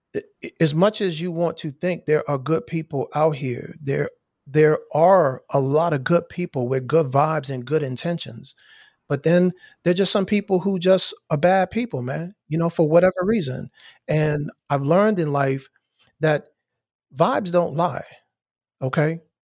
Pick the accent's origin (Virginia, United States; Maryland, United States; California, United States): Maryland, United States; moved away; also born or lived in Miami / Indianapolis; I am from Maryland, born and raised.